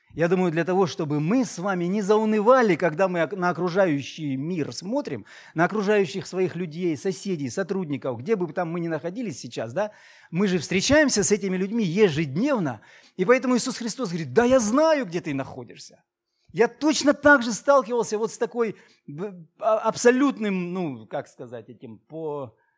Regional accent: Maykop, Adygea, Russia; moved away as an adult; also born or lived in Krasnodar; now in Novorossiysk, Russia; где ты родился, где ты крестился, где ты женился, влюбился, целовался первый раз и все остальное, Майкоп, мой город

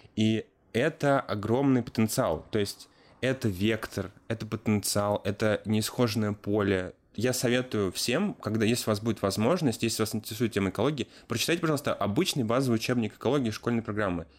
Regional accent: Chekhov, Moscow Oblast, Russia; Я сам из Московской области, город Чехов

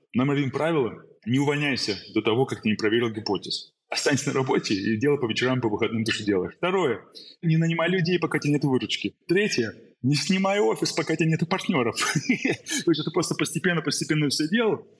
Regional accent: Saint Petersburg, Russia; moved away; also born or lived in Germany / United States / London; Родился в Питере, уехал в Германию.

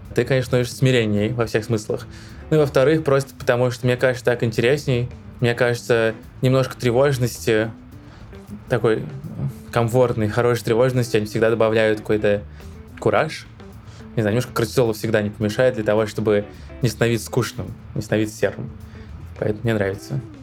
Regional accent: Donetsk, Donetsk Oblast, Ukraine; moved away as an adult; Я сам из Донецка, что в Украине

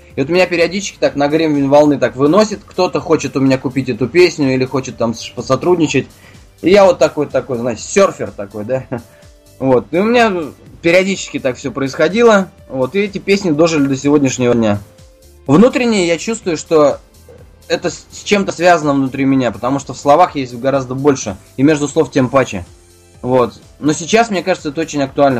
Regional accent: Ufa, Bashkortostan, Russia; moved away as an adult; now in Moscow, Russia; Я сам родом из Уфы

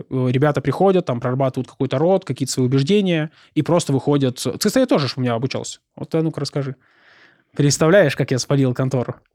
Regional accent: Rostov-on-Don, Rostov Oblast, Russia

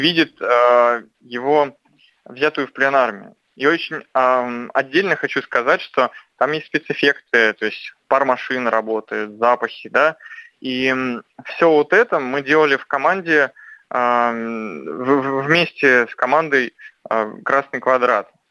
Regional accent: near Saint Petersburg, Leningrad Oblast, Russia; я родился под Петербургом

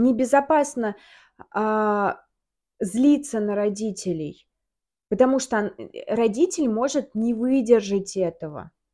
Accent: Samara, Samara Oblast, Russia; moved away as an adult; now in Moscow, Russia; Я, мы из Самары с Таней. Да. Кто не знает. А, я переехала в Москву, и Таня переехала в Москву

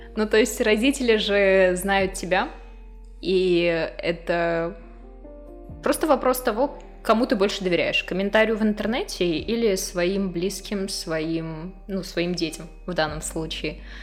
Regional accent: Izhevsk, Udmurtia, Russia; Родилась в Ижевске, в самой обычной семье

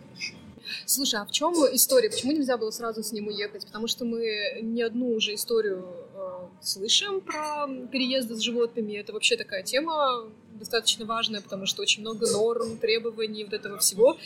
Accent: Yekaterinburg, Sverdlovsk Oblast, Russia; moved away as an adult; now in Almaty, Kazakhstan; из Екатеринбурга, моего родного города

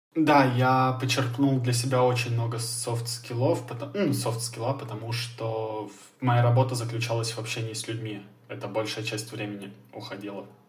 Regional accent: Russia; ты им говоришь, что ты из России

